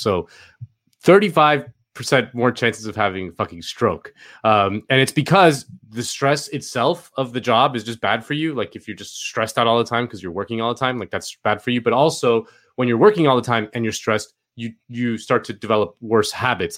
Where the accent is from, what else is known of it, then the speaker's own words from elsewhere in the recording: Spain; moved away; I grew up in Spain